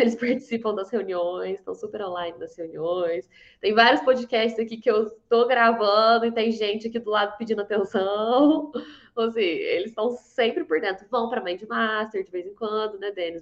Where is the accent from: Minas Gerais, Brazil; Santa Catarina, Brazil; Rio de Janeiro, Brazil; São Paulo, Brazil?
Minas Gerais, Brazil; Varginha; De Minas. de Varginha